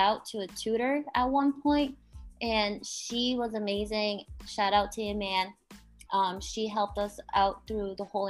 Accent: New England, United States; I'm from New England, and here winters are brutal.

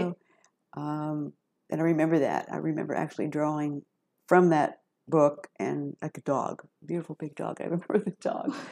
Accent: Piqua, Ohio, United States; also born or lived in Dayton; I was born and raised in Piqua

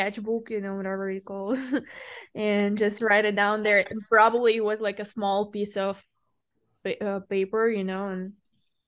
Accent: Russia; moved away; I'm from Russia originally

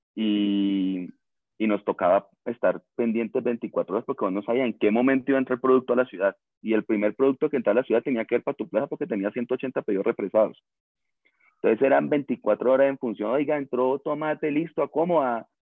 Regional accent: Cali, Valle del Cauca, Colombia; accent: caleño; con el mismo acento te das cuenta que somos orgullosamente caleños, pues mejor dicho, recaleño

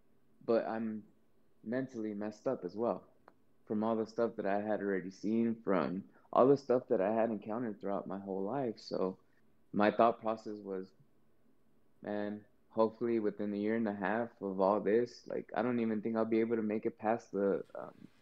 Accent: Compton, California, United States; I'm from Compton. I was born in Compton. I'm from Los Angeles

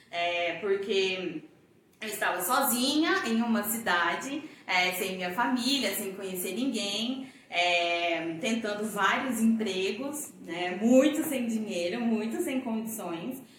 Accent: Goiânia, Goiás, Brazil; moved away as an adult; also born or lived in São Paulo; eu sou goiana e quando eu tinha mais ou menos 22 para 23 anos, eu fui embora de Goiânia, fui embora para São Paulo, fui morar em São Paulo

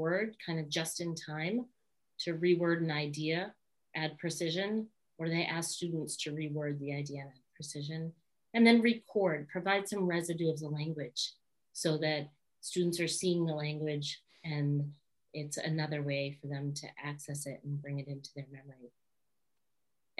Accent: Boston, Massachusetts, United States; we're from Boston, we don't even say the R's

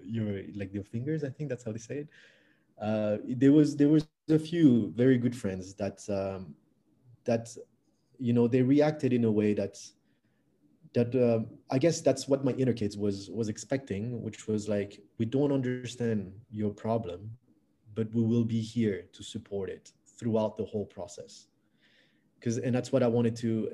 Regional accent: France; English is a second language; moved away as an adult; also born or lived in Canada / Australia / New Caledonia; now in Vietnam; I was uh, born and raised in France uh, from Vietnamese parents. And then I moved to Canada when I was 19 years old uh, to study English

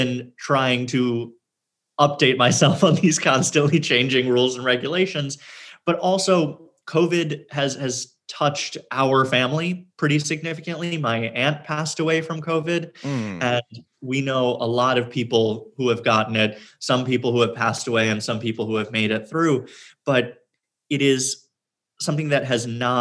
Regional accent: New York City, New York, United States; I was born in Manhattan and lived in Queens for a bit and then back to Manhattan and have never lived anywhere else

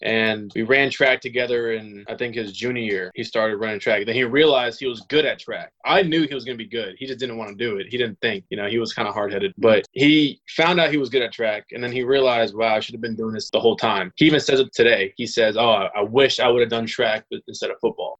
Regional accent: Los Angeles, California, Louisiana, United States; I was born in Los Angeles, California. I moved to Louisiana. I'm in New Orleans right now. Moved to Louisiana when I was 10

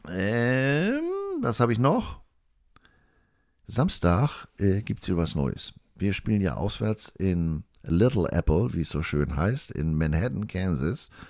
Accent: Germany; Ich habe gesagt, ich bin Deutscher, ich darf hier nicht wählen.

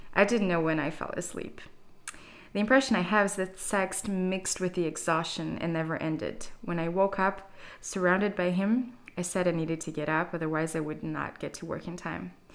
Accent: Brazil; moved away as an adult; now in Berlin, Germany; I'm from Brazil, but I've been living in Berlin for four years now

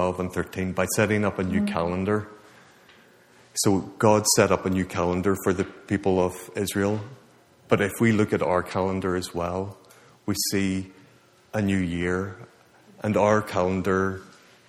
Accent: Ireland; moved away; I'm from Ireland

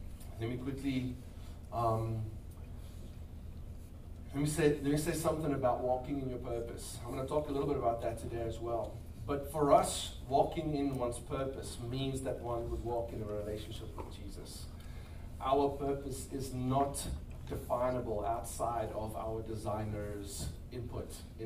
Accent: South Africa; moved away as an adult; now in Crowley, United States; We are from South Africa originally. Been here about 3 years.

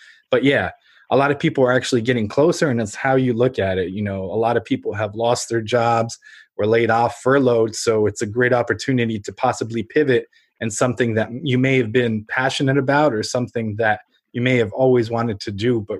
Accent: Ukraine; now in United States; I'm a first generation immigrant from Ukraine.

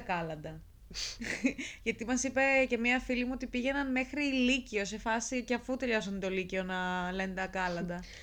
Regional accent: Lamia, Central Greece, Greece; είμαι από Λαμία

